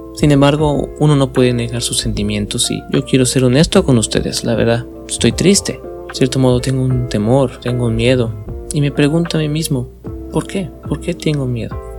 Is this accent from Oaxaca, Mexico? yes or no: no; Mexico City, Mexico; yo soy de la Ciudad de México